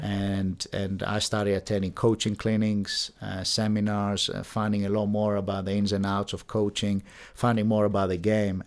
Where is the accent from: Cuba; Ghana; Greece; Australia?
Greece; Athens, Attica; moved away as an adult; now in Bath, United Kingdom; I'm from Greece, Athens. Um, I was there till the age of eighteen, and then I decided to come to, uh, study at university here at the University of Bath